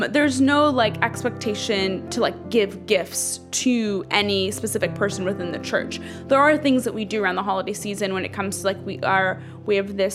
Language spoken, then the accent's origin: English; Dallas, Texas, United States; also born or lived in Ethiopia; Um, that's actually where I grew up. I'm from Ethiopia, but I spent my um, elementary and high school years in Dallas.